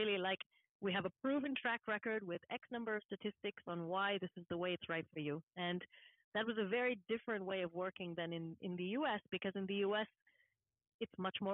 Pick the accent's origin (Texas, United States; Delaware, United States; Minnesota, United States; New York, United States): Texas, United States; Houston, Dallas area; moved away as an adult; also born or lived in Massachusetts / Washington, D.C. / Germany; now in Switzerland; I'm from the Houston, Dallas area